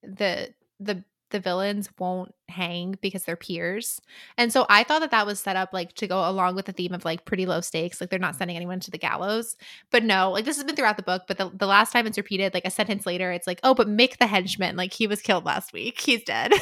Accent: United States; I'm American.

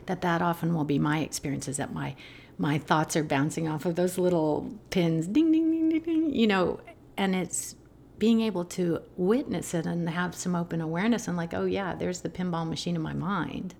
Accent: Albuquerque, New Mexico, United States; I grew up in Albuquerque, New

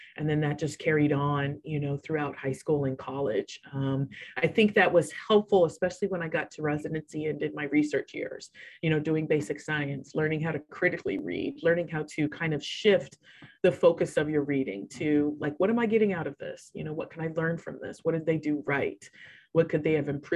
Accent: Riverside, California, United States; moved away as an adult; also born or lived in Boston; I grew up in sunny Riverside, California. So it's in Southern California

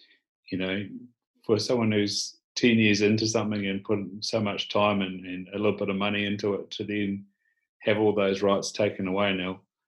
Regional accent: Southland, New Zealand; Grew up in Southland, bottom of New Zealand, handy to places like Fiordland and Central Otago

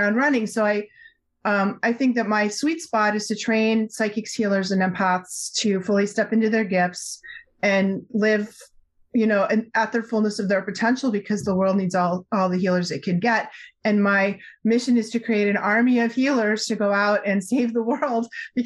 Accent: Newton, Massachusetts, United States; I grew up just outside Boston in the 60s, 70s, and 80s

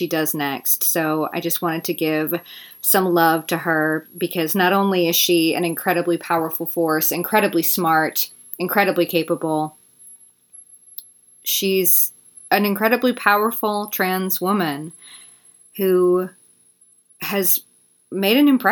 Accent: Mississippi, United States; In Mississippi, my hometown

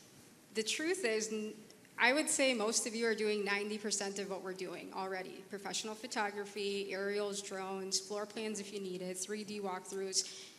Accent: Minneapolis, Minnesota, United States; So I'm from Minneapolis.

